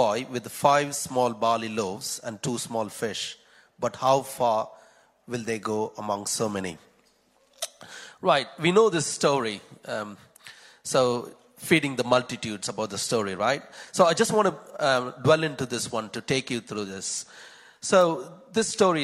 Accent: Chennai, Tamil Nadu, India; moved away; I'm also from Chennai in India.

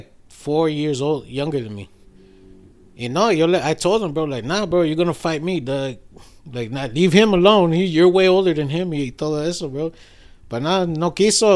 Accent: Chicago, Illinois, United States; moved away as an adult; now in Cicero, United States; I grew up in Logan Square

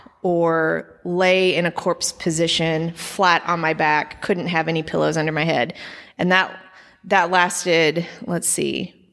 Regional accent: Edmond, Oklahoma, United States; Yeah, I grew up in Edmond. My family is from there.

